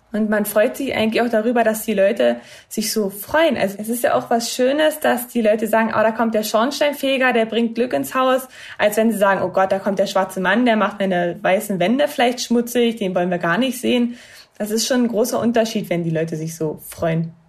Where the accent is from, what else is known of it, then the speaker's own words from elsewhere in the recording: Cottbus, Brandenburg, Germany; bei uns in Cottbus